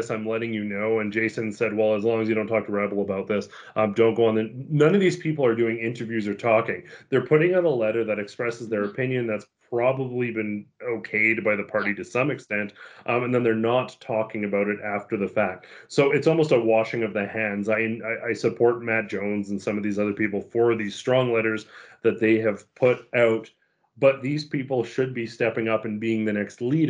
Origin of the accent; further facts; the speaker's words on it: Canada; we're Canadian